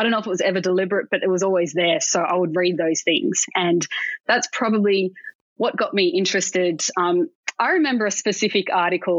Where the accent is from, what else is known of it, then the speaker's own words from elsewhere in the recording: Sydney, New South Wales, Australia; I grew up in Sydney